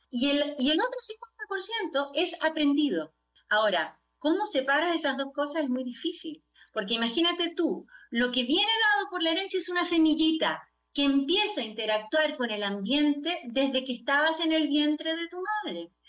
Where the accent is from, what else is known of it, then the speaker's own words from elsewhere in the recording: Chile; yo soy chilena de origen